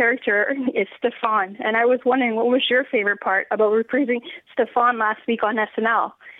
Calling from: Toronto, Ontario, Canada; I'm calling from Toronto.

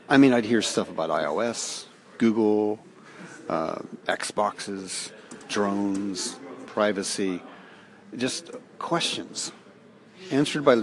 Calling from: Ireland; I'm calling you from Ireland in a reception area of a college where I teach.

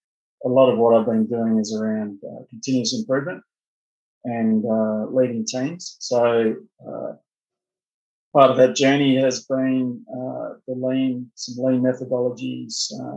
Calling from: Perth, Western Australia, Australia; So joining from Perth, Western Australia. So I believe that's about 14 hours ahead of you guys.

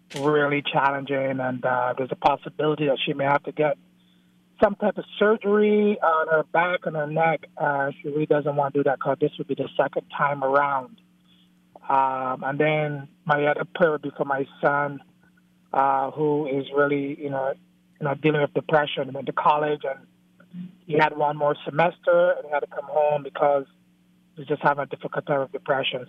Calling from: Maryland, United States; I'm calling from Maryland

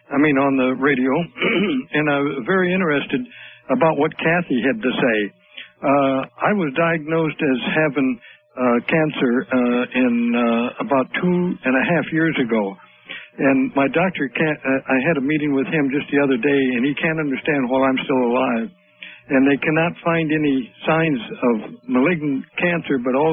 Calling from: Portland, Oregon, United States; I'm calling from Portland, Oregon.

